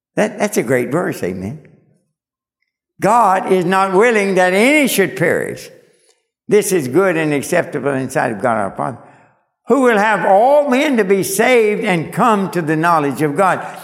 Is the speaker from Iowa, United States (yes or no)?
no; Kentucky, United States; moved away; I was born and raised in Kentucky